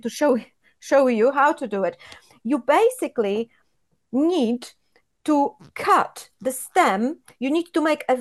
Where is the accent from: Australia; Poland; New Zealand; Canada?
Poland; English is a second language; now in United Kingdom; when I was growing up in Poland